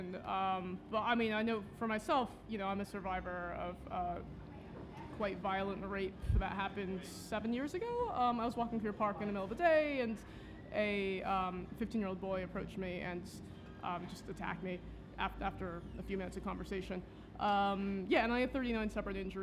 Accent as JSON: {"language": "English", "country": "United States", "moved": "yes", "lives_now": "London, United Kingdom", "said": "I am Chinese American"}